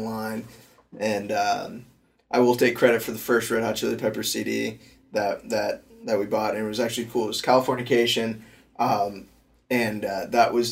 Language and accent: English; Tallahassee, Florida, United States; moved away as an adult; now in Pensacola, United States; I do call Pensacola my home, but we're actually born and raised in Tallahassee, Florida